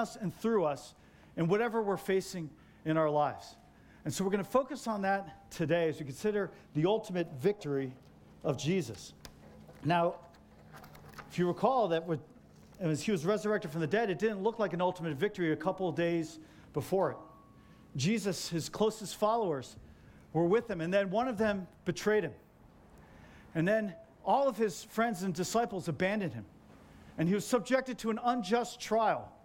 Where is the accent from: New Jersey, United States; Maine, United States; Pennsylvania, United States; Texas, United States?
New Jersey, United States; moved away; I grew up in Jersey and like on Bradford Street.